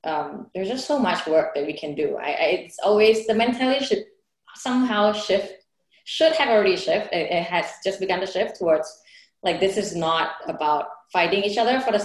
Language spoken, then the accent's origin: English; Bangkok, Thailand; first language Thai; English is a second language; also born or lived in United States / China / India; now in Singapore; I'm originally from Bangkok. I grew up, you know, around the whole, you know, Southeast Asia is really my home.